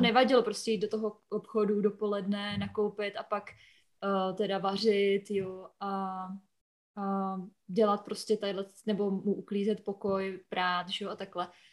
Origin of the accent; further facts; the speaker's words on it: near Hořice, Hradec Králové Region, Czechia; moved away as an adult; now in United States; přijela jsem z, z kraje Hra, Královéhradeckého. Mm-hmm. Uh, bydlím mhm. u Hořic, Hořice pod Krkonoší, tak v takové vesnice kousek